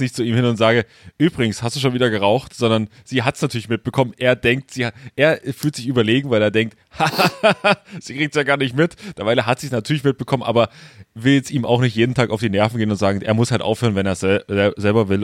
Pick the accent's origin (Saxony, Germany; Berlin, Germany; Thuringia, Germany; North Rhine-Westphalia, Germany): Saxony, Germany; Großröhrsdorf; moved away; da, äh, wo ich herkomme, äh, im Webhaus in Großröhrsdorf